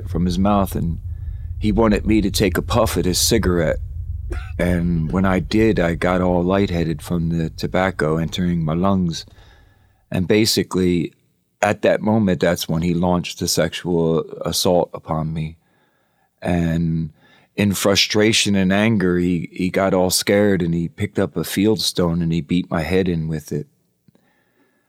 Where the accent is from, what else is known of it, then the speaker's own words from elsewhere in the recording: Philadelphia, Pennsylvania, United States; I was raised in Southwest Philadelphia.